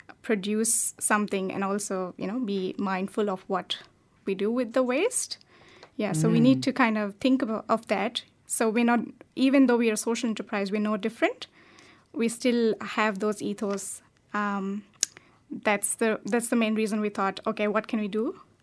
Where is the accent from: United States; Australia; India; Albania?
India; Yeah, that's right.